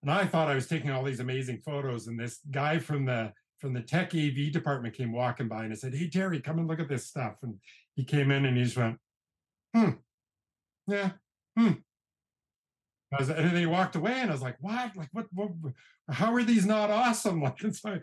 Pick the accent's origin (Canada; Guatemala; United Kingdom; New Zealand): Canada; British Columbia; moved away as an adult; also born or lived in Banff, Alberta; I grew up in British Columbia, Canada, in a fairly small mountain town of about 10,000 people.